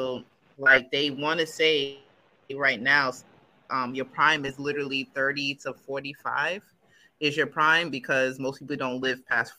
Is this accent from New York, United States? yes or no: yes; Long Island, New York, United States; we're from Long Island as well.